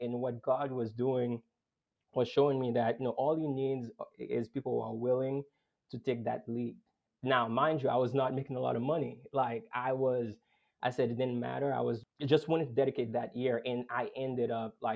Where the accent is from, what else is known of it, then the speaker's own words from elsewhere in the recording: Boston, Massachusetts, United States; I grew up in Boston